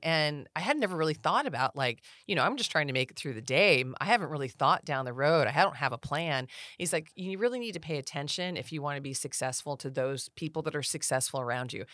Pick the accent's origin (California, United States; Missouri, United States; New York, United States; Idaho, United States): California, United States; Rancho Cordova; also born or lived in China Lake, California / Auburn, California; we had fun growing up here. Rancho is a, a pretty, uh, neat little town